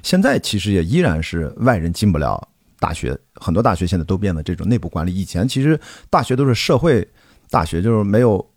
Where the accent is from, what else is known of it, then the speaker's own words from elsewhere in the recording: Qingdao, Shandong, China; 我自己代表青岛出生啊，作为一个青岛人